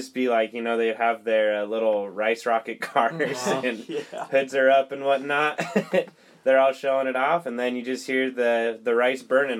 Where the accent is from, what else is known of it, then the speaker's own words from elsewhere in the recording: Lindon, Utah, United States; in my hometown, like, I mean, there's a Maverick that's a lot closer than 30 minutes. It's about, like, a 5-minute walk.